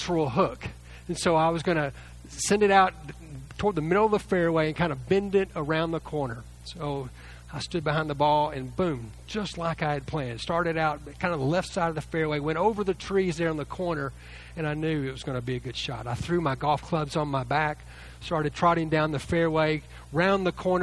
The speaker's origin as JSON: {"language": "English", "town": "Lake Jackson", "region": "Texas", "country": "United States", "tie": "born or raised there", "said": "I grew up near the Gulf Coast, south of Galveston, in a town called Lake Jackson"}